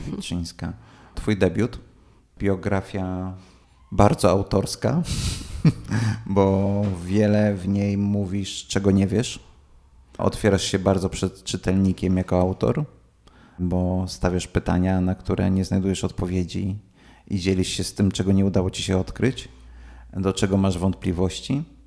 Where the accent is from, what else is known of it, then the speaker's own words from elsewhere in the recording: Warsaw, Masovian Voivodeship, Poland; ja jestem jako warszawiak